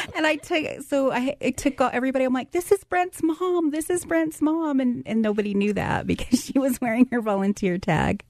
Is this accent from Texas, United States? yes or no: no; Farmington, New Mexico, United States; We're from New Mexico, from the Farmington area